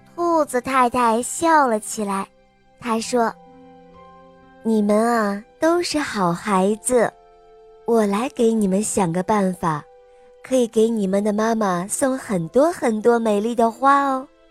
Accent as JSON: {"language": "Chinese", "town": "Yangzhou", "region": "Jiangsu", "country": "China", "said": "今年六岁了。我来自扬州"}